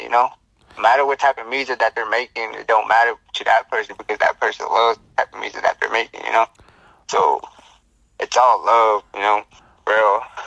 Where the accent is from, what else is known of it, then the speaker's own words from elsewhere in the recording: Navajo Nation, United States; I'm I'm from like the Navajo Nation. I'm I'm Native American. So I'm from the Reds, you know. Oh, so Navajo Nation's where I come from here.